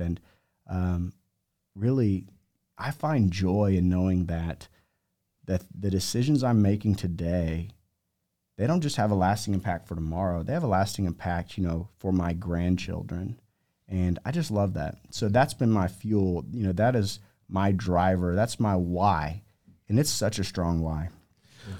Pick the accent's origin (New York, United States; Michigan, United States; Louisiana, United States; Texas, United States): Texas, United States; Amarillo; moved away as an adult; also born or lived in Lubbock, Texas / Southern California / Vail, Colorado / Aspen, Colorado; I grew up in Amarillo